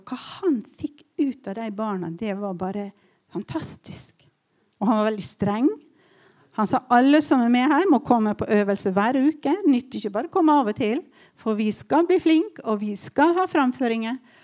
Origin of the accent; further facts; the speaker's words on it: Ålesund, Western Norway, Norway; moved away as an adult; now in Tromsø, Norway; Jeg kommer fra Vestlandet